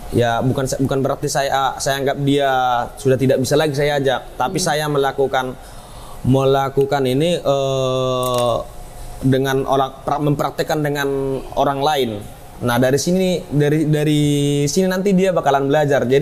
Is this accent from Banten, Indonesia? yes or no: no; North Sumatra, Indonesia; karena bagi kami orang Batak itu wilayah adat, wilayah adat itu merupakan identitasnya.